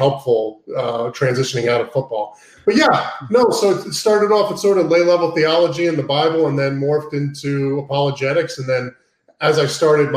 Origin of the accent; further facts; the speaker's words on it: Cape Cod, Massachusetts, United States; also born or lived in Brooklyn, New York; I'm from Brooklyn, New York, originally. My family's from Brooklyn. My entire family's from New York, the New York area, New York City area. And so I grew up a Jets fan, but I grew up in Cape Cod, Massachusetts. My dad moved us up to Cape Cod when I was 2 or 3 years old.